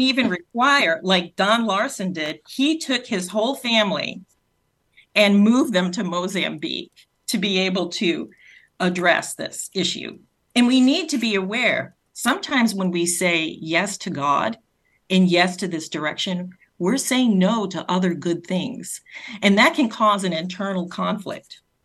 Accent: Rhode Island, United States; accent: Rhode Island; my Rhode Island accent

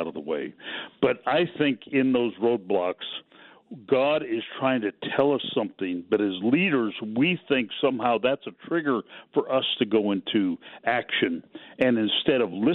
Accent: Pacific Northwest, United States; I grew up in the Pacific Northwest

